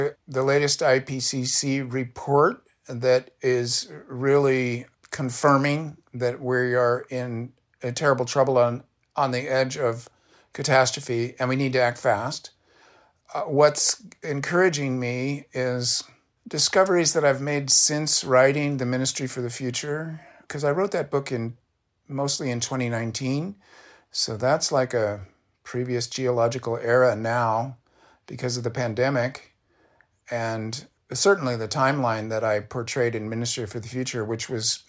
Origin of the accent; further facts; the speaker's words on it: United States; I'm an American leftist. I was then, I still am.